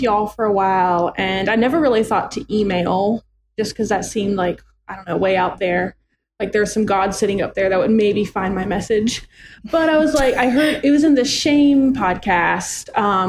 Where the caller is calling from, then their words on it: Greenville, South Carolina, United States; I'm calling from my humble living room in South Carolina, nice. Greenville, South Carolina.